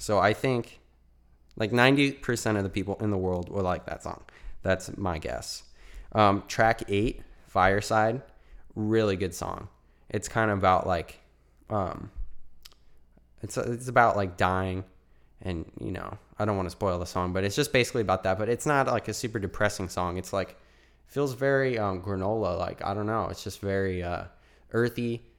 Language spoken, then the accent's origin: English; Arizona, United States; I'm from Arizona, so if you're in AZ as well